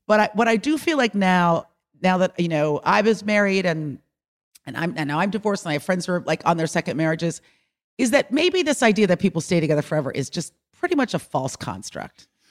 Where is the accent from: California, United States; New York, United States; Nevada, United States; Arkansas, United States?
California, United States; Bay Area; moved away; I grew up in the Bay Area